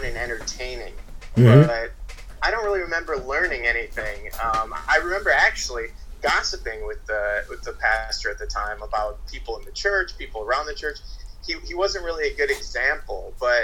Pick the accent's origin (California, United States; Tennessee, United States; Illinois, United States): Illinois, United States; outside of Chicago; moved away as an adult; also born or lived in Arizona; I grew up outside of Chicago